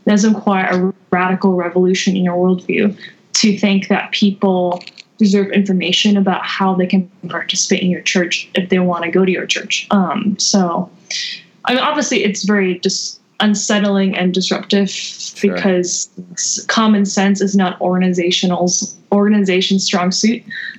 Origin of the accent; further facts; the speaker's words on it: California, United States; also born or lived in Southeast Asia; I grew up in Southeast Asia and California, and my parents were kind of missionary pastors